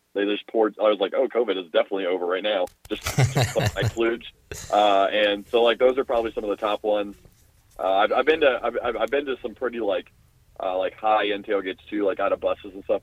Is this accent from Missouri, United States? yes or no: no; Orlando, Florida, United States; moved away as an adult; also born or lived in Washington, D.C.; now in Tucson, United States; I'm from Orlando, Florida.